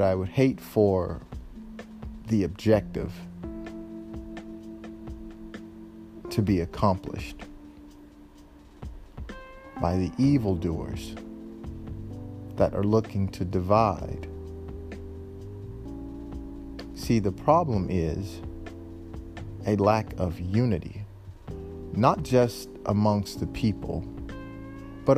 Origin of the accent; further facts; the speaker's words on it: Memphis, Tennessee, United States; I'm from Memphis, Tennessee.